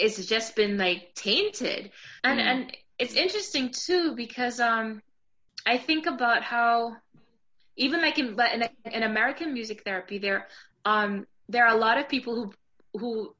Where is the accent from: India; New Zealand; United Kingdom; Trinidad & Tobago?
Trinidad & Tobago; I grew up in Trinidad